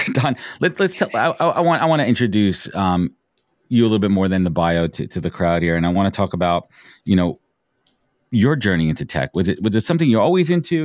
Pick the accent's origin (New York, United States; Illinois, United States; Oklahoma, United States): New York, United States; New York City; I was growing up in Brooklyn, I remember in elementary school